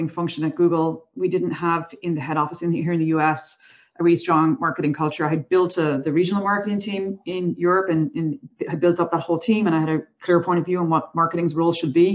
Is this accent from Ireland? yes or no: yes; Ireland; I'm Irish, so we have a history of storytellers